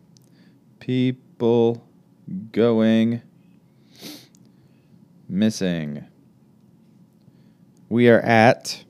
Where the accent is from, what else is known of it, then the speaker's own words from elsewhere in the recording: Alabama, United States; I was born privileged in Alabama.